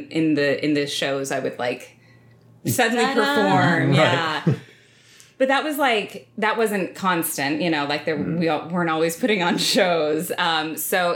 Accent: Stillwater, Oklahoma, United States; I grew up in Stillwater, Oklahoma, small town, Oklahoma

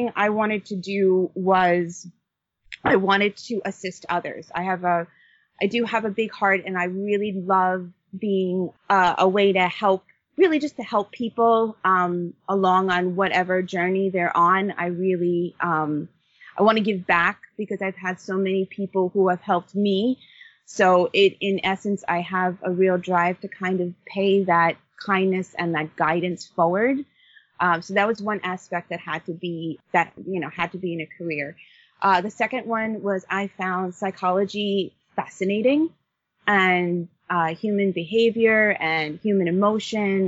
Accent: Long Island, New York, United States; I grew up on Long Island, New York

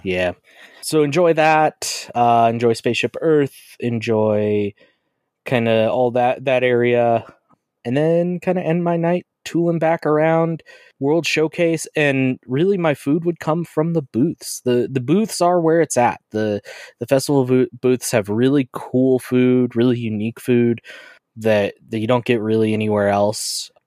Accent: Colorado, United States; I am from Colorado through and through. I've been in Colorado my entire life

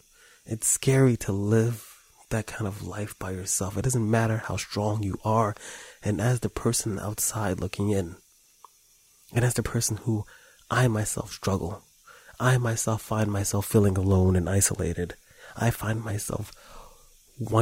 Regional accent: New York City, New York, United States; I come from New York City

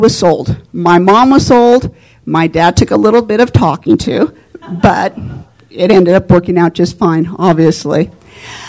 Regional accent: Reno, Nevada, United States; I grew up here in Reno

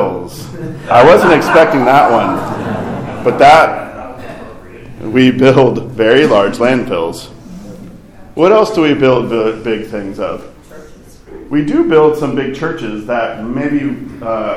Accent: Fayetteville, Arkansas, United States; moved away; my hometown around Fayetteville, Arkansas

